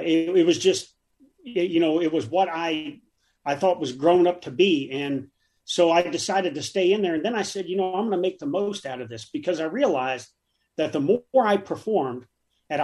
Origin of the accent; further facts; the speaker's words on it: Davenport, Iowa, United States; moved away as an adult; I grew up in Davenport, Iowa